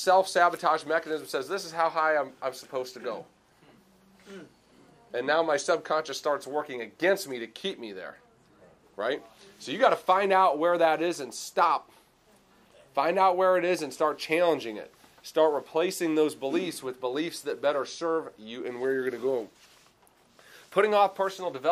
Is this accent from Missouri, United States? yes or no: no; Clarkston, Michigan, United States; DTE in my hometown. It's like 5 minutes away